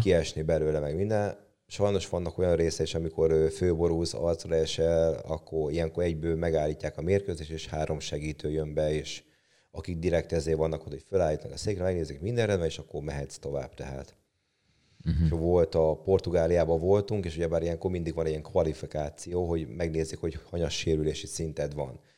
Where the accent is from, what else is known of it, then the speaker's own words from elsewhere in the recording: Hungary; ahol fölnőttem, az, ott a Tarjánban nőttem föl